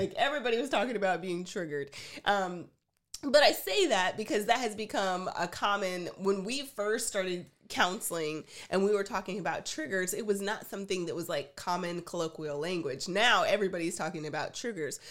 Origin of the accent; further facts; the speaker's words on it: Texas, United States; I'm from Texas